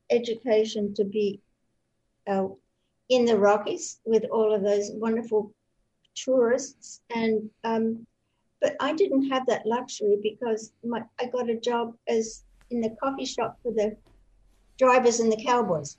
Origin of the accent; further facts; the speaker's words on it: west of Sydney and the Blue Mountains, New South Wales, Australia; accent: Australian; moved away; I was born in Australia, in New South Wales, and I literally grew up in the bush